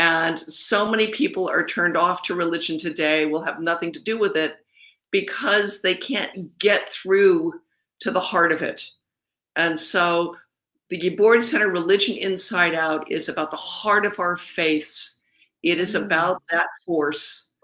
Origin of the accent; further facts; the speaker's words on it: Los Angeles, California, United States; I grew up in Griffith Park underneath the observatory